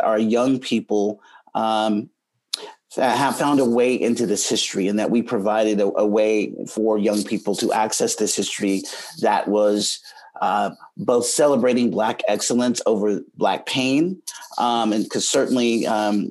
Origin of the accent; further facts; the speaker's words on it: Oklahoma, United States; moved away; also born or lived in Chicago; all of us as Oklahomans were never taught this history in K-12 education. It was not taught in Oklahoma history class in eighth grade, ninth grade